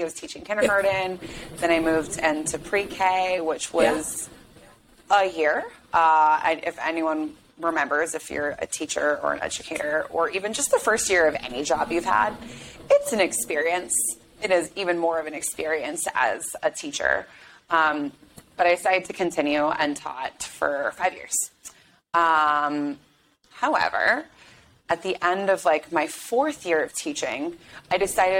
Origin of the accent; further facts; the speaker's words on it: Chicago, Illinois, United States; moved away as an adult; also born or lived in New England / Washington, D.C.; I grew up in Chicago, left for college, went to New England